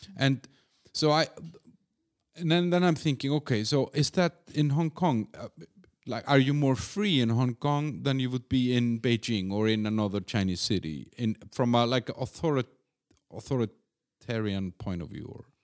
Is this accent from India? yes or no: no; Iceland; also born or lived in Copenhagen, Denmark; now in Czech Republic; I'm from Iceland